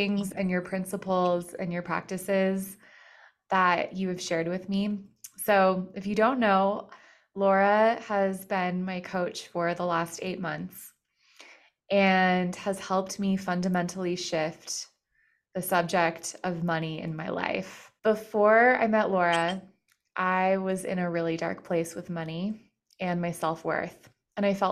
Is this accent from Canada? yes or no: no; Colorado, United States; I'm from Colorado